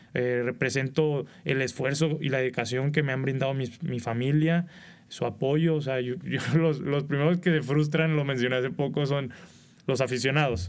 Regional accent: Culiacán, Sinaloa, Mexico; moved away; a los 14 años, vivía en Culiacán. Soy originario de Culiacán, Sinaloa.

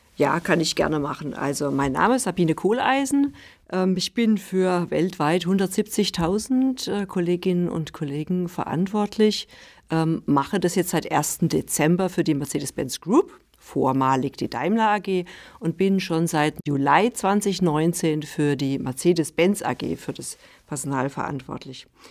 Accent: Rhineland-Palatinate, Germany; also born or lived in near Stuttgart; now in Stuttgart, Germany; ich bin äh, in der Pfalz geboren

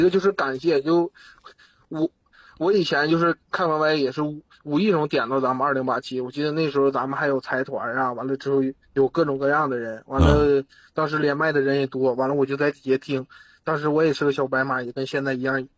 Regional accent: Northeast China, China; moved away as an adult; 我是在东北一个小村子里出生的

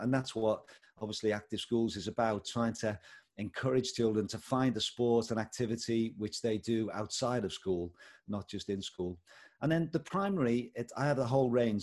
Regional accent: Liverpool, North West England, United Kingdom; moved away as an adult; also born or lived in Bangladesh / India; now in Paisley, United Kingdom; I hail from Liverpool originally. That's where I was born and brought up. But we've lived in Paisley, just next to Glasgow, for the last 19 years.

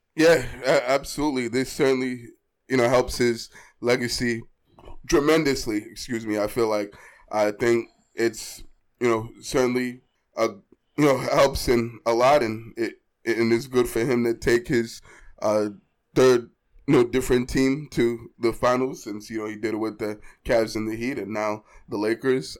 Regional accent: Boston, Massachusetts, United States; I'm born and raised in Boston, grew up and lived in Boston all my life

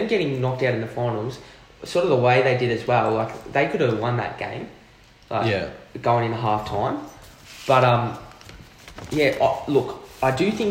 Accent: Australia; as an Australian

